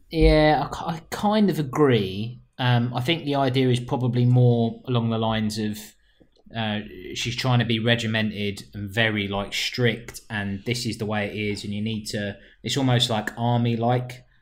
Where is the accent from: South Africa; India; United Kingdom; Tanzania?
United Kingdom; London; I am a Londoner